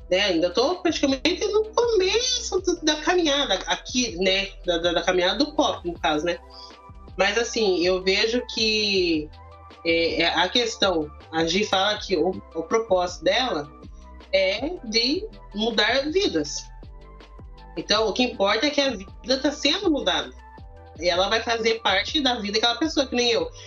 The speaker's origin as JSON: {"language": "Portuguese", "town": "Curitiba", "region": "Paraná", "country": "Brazil", "said": "Gente eu firmei pão com mina, porque eu sou de Curitiba."}